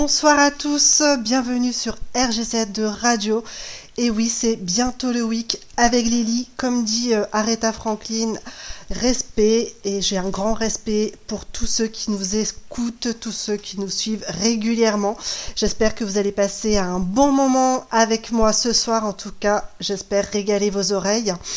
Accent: Brittany, France; chez nous en Bretagne

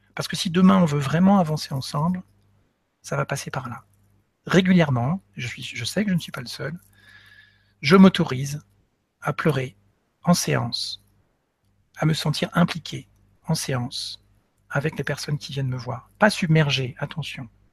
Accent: Nantes, Pays de la Loire, France; moved away; also born or lived in Paris; je suis originaire de Nantes déjà, hein. Mais bon, après vingt-quatre ans, après avoir passé vingt-quatre ans à Paris

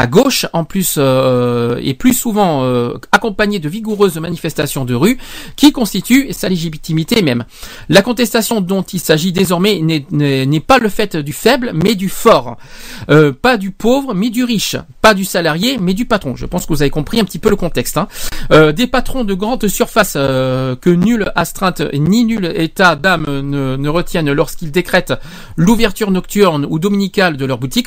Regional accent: France

